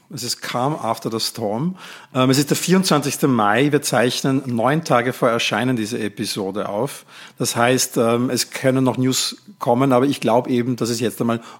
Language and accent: German; Netherlands; Und ich ähm, konnte als Niederländer dann auch anrufen dort und ich habe für die Türkei angerufen.